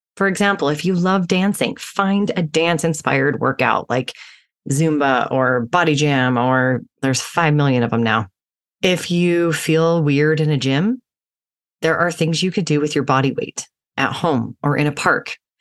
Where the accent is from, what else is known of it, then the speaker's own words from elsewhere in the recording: Utah, United States; I grew up in Utah as an athlete